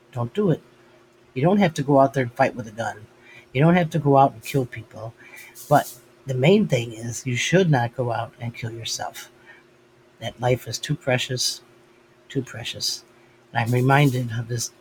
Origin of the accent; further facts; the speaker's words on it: United States; as an American